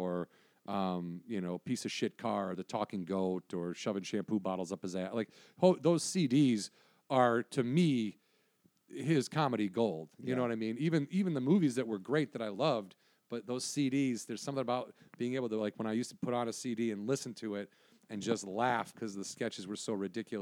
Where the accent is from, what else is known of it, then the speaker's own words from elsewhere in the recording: Wisconsin, United States; growing up in Wisconsin